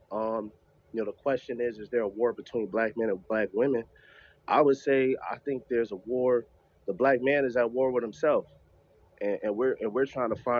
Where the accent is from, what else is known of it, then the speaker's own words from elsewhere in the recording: New York, United States; I'm from New York